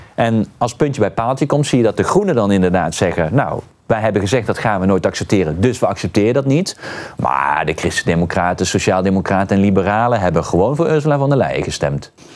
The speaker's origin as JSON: {"language": "Dutch", "country": "Netherlands", "said": "we als Nederlanders"}